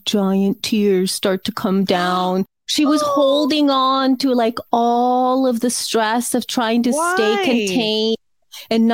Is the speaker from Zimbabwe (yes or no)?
no; El Salvador; now in Los Angeles, United States; I was raised in El Salvador